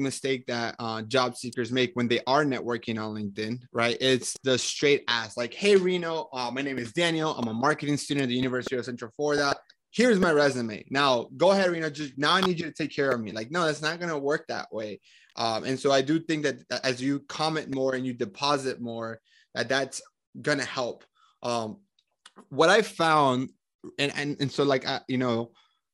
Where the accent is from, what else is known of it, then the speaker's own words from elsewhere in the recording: Colombia; now in United States; I'm from Colombia